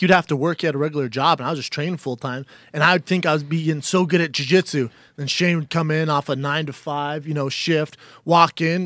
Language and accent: English; Aurora, Colorado, United States; now in Los Angeles, United States; Aurora, in my hometown